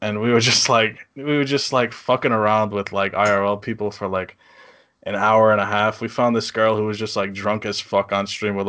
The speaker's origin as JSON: {"language": "English", "region": "New England", "country": "United States", "accent": "New England", "said": "my accent, New England accent."}